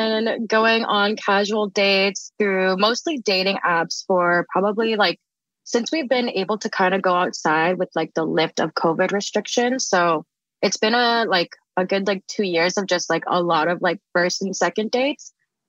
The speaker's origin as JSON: {"language": "English", "country": "Philippines", "said": "I'm Filipino and I lost my Lola about 2 years ago."}